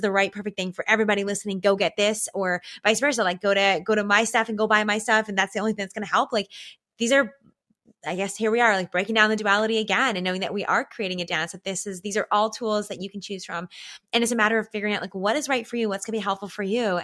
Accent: Canada; as a Canadian, as a real authentic Canadian here

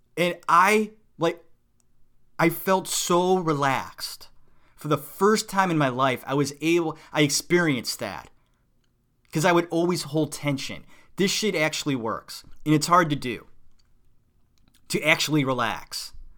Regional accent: Cleveland, Ohio, United States; moved away as an adult; also born or lived in New York City; I'm from Cleveland, a suburb of Cleveland.

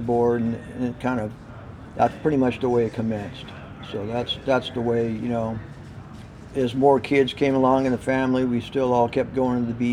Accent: San Diego, California, United States; I grew up in Mission Hills. Mission Hills is about 5 miles inland from the coast

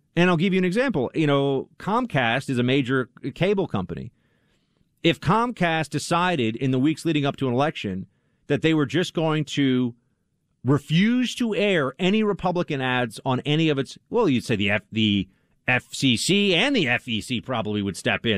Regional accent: East Coast, United States; now in New York City, United States; I'm a product of growing up on the East Coast in the 80s and 90s.

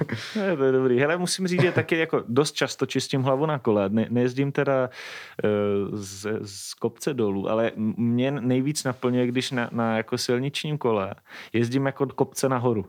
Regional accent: Moravia, Czechia; u nás na Moravě

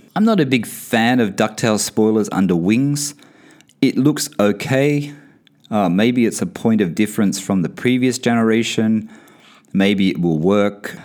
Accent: Australia; moved away; also born or lived in Bahrain; I come from Australia

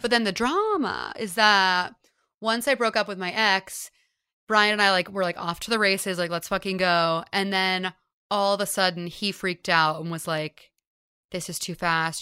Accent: Houston, Texas, United States; moved away as an adult; now in New York, United States; I grew up in Houston, and then, yeah, I've lived here since college

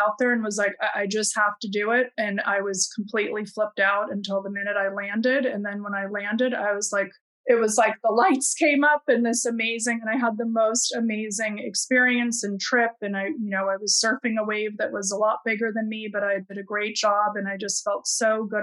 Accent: Midwest, United States; I grew up in the Midwest

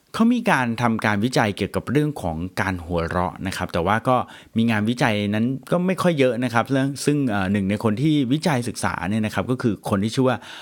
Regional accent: Thailand; เราอยู่เมืองไทย

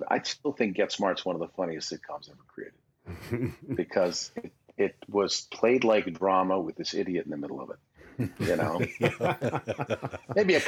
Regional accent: Toronto, Ontario, Canada; moved away as an adult; now in United States; up in Toronto, my hometown, but I was living here

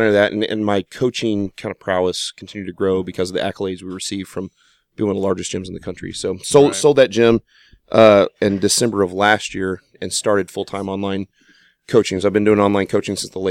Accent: Springfield, Missouri, United States; I'm from Springfield, Missouri.

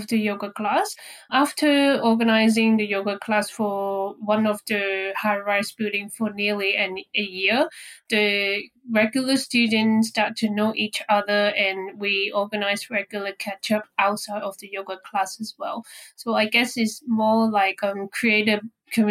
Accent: Hong Kong; moved away as an adult; now in Brisbane, Australia; my hometown in Hong Kong

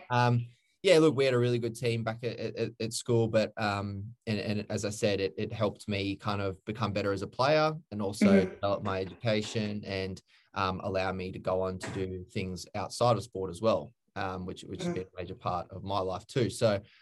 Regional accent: Redland City, Queensland, Australia; also born or lived in Brisbane; I grew up in Queensland.

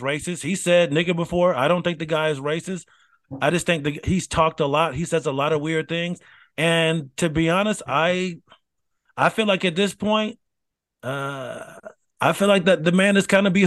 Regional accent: United States; if you're American born

